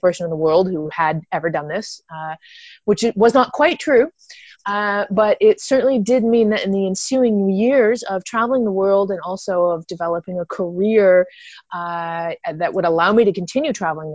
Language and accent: English; Canada; moved away as an adult; also born or lived in Toronto, Canada; I'm originally from Canada